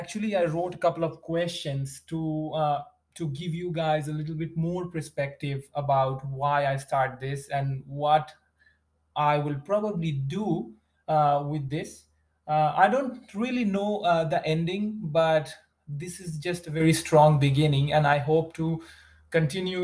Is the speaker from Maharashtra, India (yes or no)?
no; West Bengal, India; English is a second language; moved away as an adult; now in United States; I was a very, very like a small town kid, I would say. And it's in India, in West Bengal.